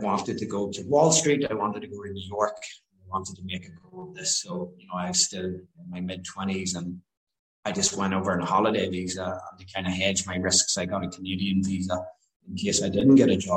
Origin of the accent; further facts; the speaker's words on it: Newry, Northern Ireland, United Kingdom; moved away; also born or lived in London; grew up in Northern Ireland, County Down, and went to school in Newry